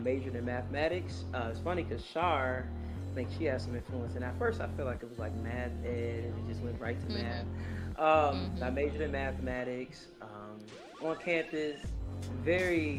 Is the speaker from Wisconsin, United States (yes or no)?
yes; Racine, Wisconsin, United States; moved away as an adult; also born or lived in Alabama / Indiana; now in Atlanta, United States; I'm originally from Racine, Wisconsin